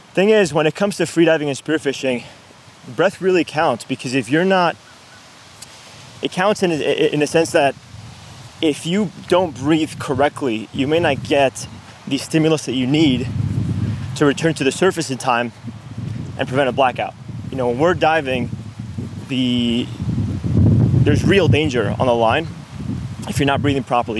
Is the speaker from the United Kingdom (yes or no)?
no; Venezuela; also born or lived in New York, United States; now in Miami, United States; was raised in Venezuela.